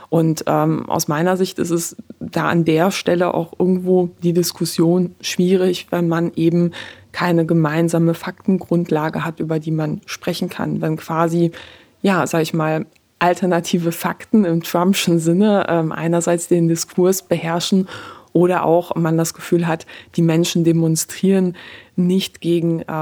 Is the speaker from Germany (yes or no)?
no; Poland; born there; Also ich bin in Polen geboren, äh, sag ich mal.